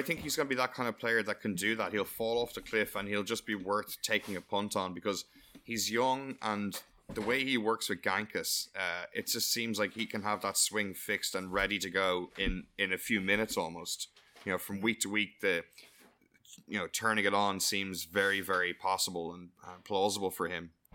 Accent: Ireland; I'm delighted to like being Irish

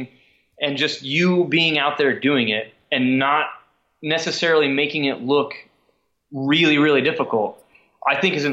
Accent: Parsons, Kansas, United States; moved away as an adult; also born or lived in Emporia, Kansas; now in Stillwater, United States; there was a shoe store in my hometown in Parsons, Kansas, where we're from

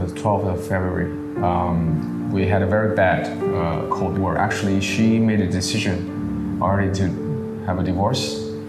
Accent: China; moved away as an adult; also born or lived in Beijing; now in Malaysia; I'm from China.

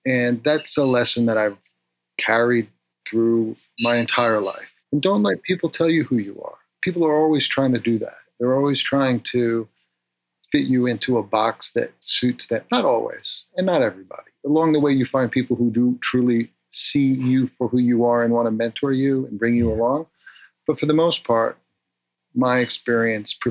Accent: New York City, New York, United States; moved away; I grew up in the North Bronx

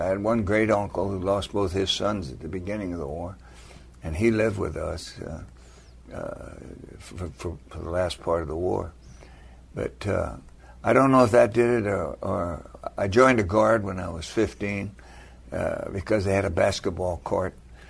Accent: Olympia, Washington, United States; Born and raised in Olympia, Washington. It was a great place to be raised.

